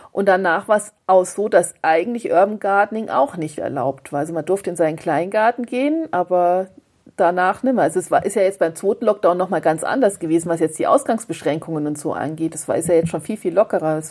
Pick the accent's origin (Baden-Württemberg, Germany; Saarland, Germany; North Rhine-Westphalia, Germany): Saarland, Germany; northern; now in Augsburg, Germany; Also ich bin im nördlichen Saarland auf dem Land groß geworden, auf dem wirklich richtig platten Land.